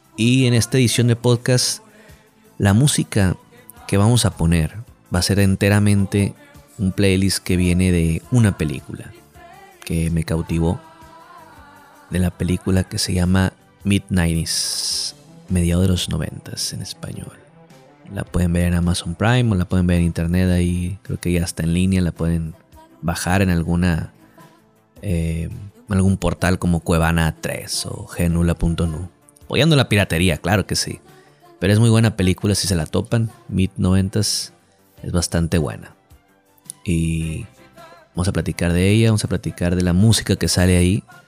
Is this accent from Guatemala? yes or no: no; Culiacán, Sinaloa, Mexico; also born or lived in Mazatlán; Este es mi último mes en Culiacán. Mi último mes viviendo aquí en mi ciudad natal.